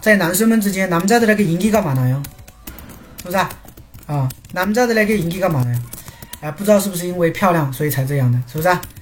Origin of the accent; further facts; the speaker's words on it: China; 我们中 国人